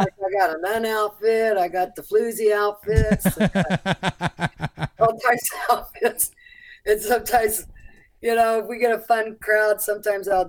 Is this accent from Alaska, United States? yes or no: yes; Anchorage, Alaska, United States; now in Fairbanks, United States; I was raised in Anchorage